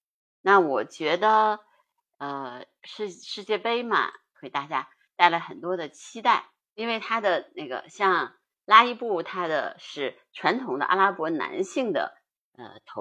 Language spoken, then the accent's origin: Chinese; Beijing, China; 作为北京人，